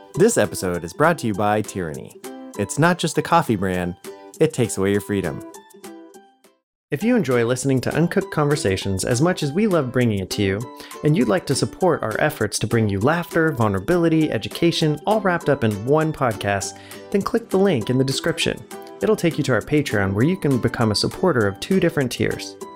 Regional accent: United States; as an American

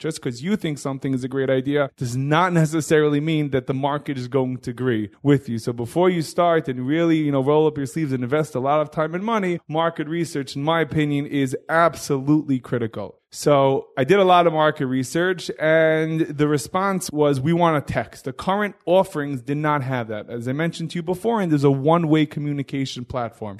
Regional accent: New York City, New York, United States; I grew up in Hillcrest in, uh, Queens, New York

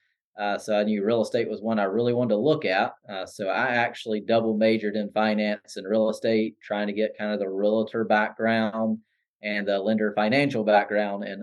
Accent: Anderson, South Carolina, United States; I grew up just outside of Anderson in the Williamson-Pelzer area

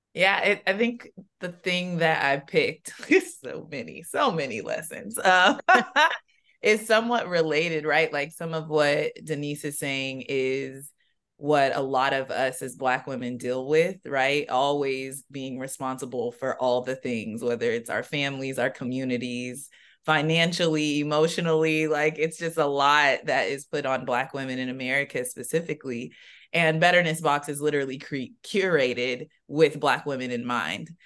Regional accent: San Diego, California, United States; I'm from San Diego

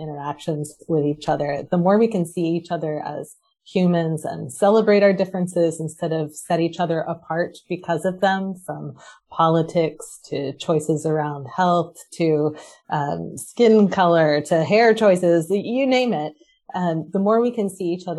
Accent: Waltham, Massachusetts, United States; I'm from Waltham, Massachusetts, which is just outside of Boston

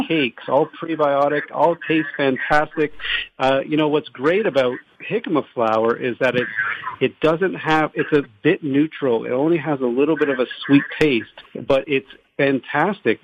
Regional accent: Toronto, Ontario, Canada; moved away as an adult; now in Los Angeles, United States; we're from Toronto originally

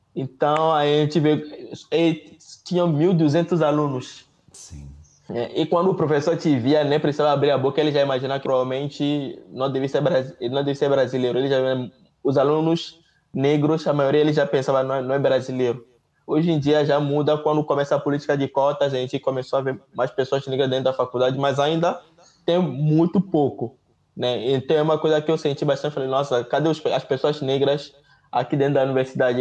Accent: Togo; Portuguese is a second language; moved away as an adult; also born or lived in Rio de Janeiro, Brazil; now in Brazil; Em casa a gente falava francês, Mina e V.

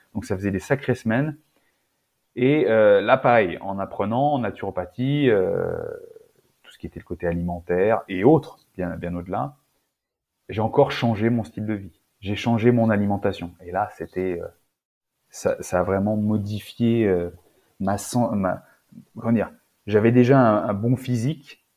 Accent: Auvergne-Rhône-Alpes, France; Je viens d'Auvergne, dans la campagne, alimentation rustique

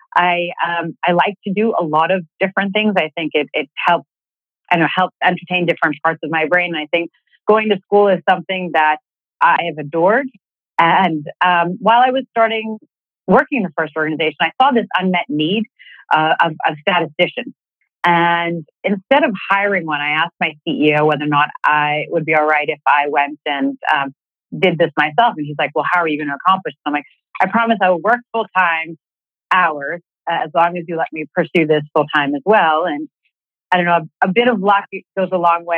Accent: Boston, Massachusetts, United States; moved away as an adult; also born or lived in Philadelphia; I was born and raised in Boston

